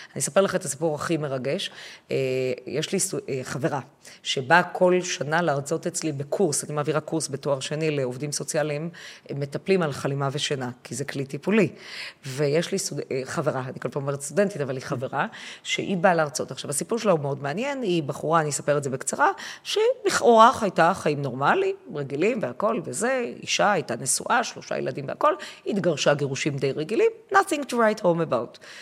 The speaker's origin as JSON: {"language": "Hebrew", "town": "Haifa", "region": "Haifa District", "country": "Israel", "tie": "born or raised there", "said": "אני הייתי אז כבר בת חמש, ואנחנו גרנו בחיפה"}